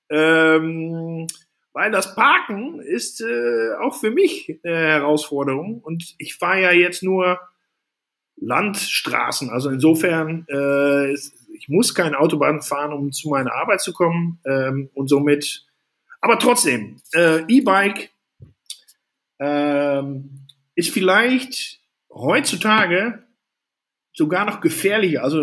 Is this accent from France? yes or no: no; Netherlands; now in Germany; ich bin ja Holländer in Deutschland, fühle mich aber mehr Deutscher als Holländer.